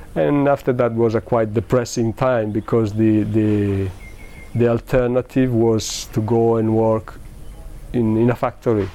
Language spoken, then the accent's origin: English; Modena, Emilia-Romagna, Italy; English is a second language; moved away as an adult; also born or lived in England; I'm from well, we said I'm from Italy and uh, from a small town in the north of Italy, Modena